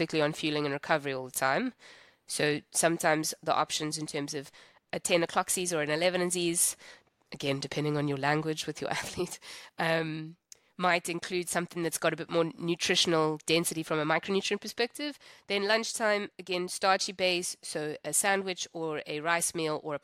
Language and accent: English; South Africa; I'm from South Africa